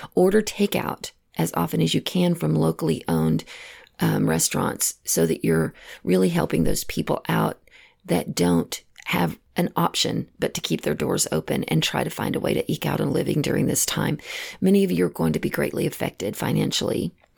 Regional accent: Texas, United States; moved away; I know I'm originally from Texas, and all of my family still lives back in the same area

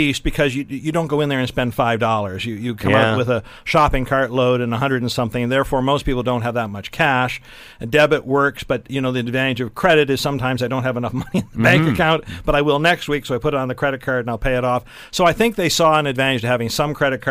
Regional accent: Elgin County, Ontario, Canada; My hometown where I was born is in Elgin County

